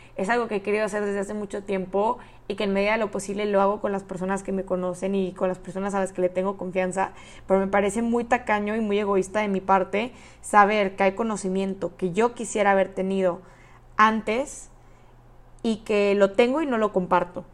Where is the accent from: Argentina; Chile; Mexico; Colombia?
Mexico; Monterrey, Nuevo León; moved away as an adult; also born or lived in Austin, Texas; soy de Monterrey, Nuevo León, México